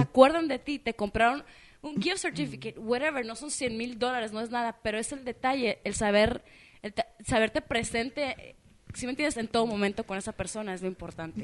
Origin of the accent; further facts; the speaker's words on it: Mexico; soy mexicana